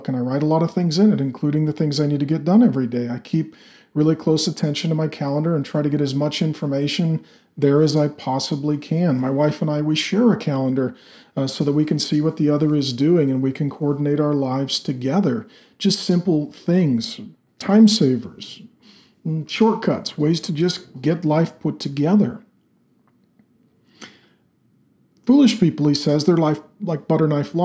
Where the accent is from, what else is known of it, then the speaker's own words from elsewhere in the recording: Pacific Northwest, United States; I grew up in the Pacific Northwest where there's a lot of trees and a lot of loggers